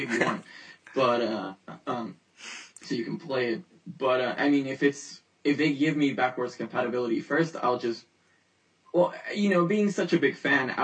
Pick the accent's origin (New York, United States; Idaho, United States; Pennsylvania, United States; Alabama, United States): New York, United States; I grew up in New York, and my favorite superhero is, of course, Spider-Man. I can relate to him because, of course, a New York kid.